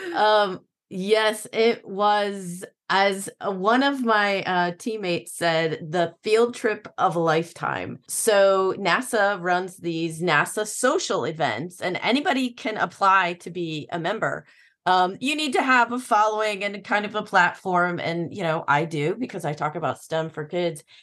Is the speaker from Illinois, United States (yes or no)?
yes; Illinois, United States; I grew up in Illinois